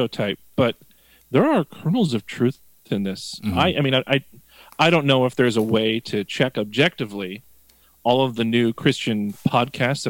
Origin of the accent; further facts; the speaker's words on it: Midwest, United States; accent: Midwestern; the Midwestern in me, whenever I see the name Matt Papa, I want to say it in my Midwestern accent.